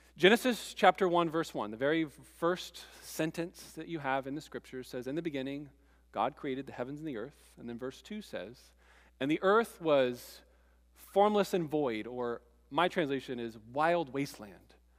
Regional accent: East Coast, United States; moved away; I grew up on the East Coast

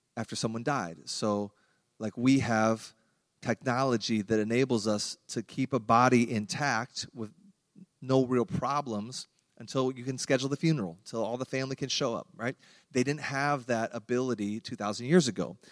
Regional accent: Iowa, United States; I grew up in Iowa

